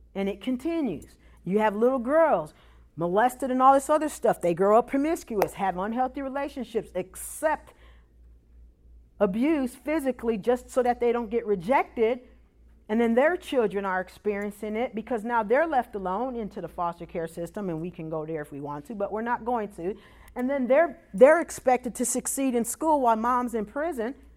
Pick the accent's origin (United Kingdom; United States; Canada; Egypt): United States; Chicago, Illinois; also born or lived in Iowa; now in Memphis, United States; I'm originally from Chicago